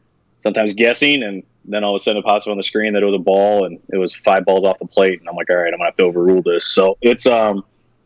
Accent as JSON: {"language": "English", "region": "West Coast", "country": "United States", "moved": "as an adult", "said": "I was from the West Coast."}